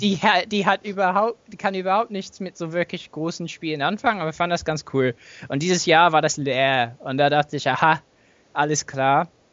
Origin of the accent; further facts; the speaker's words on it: England, United Kingdom; German is a second language; moved away; ich bin auch Engländer und entschuldige mich natürlich für meinen Akzent